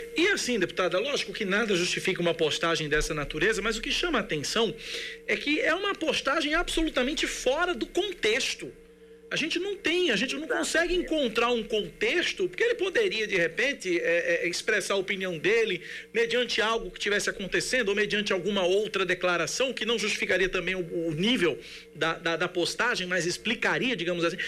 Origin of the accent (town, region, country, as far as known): São Paulo, Brazil; born or raised there; also born or lived in Recife; now in Paraíba, Brazil